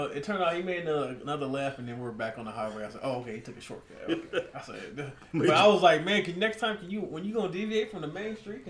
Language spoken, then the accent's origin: English; California, United States; we're from California.